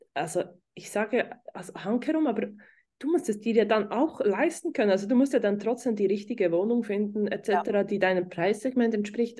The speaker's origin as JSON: {"language": "German", "country": "Switzerland", "said": "hier bei uns in der Schweiz"}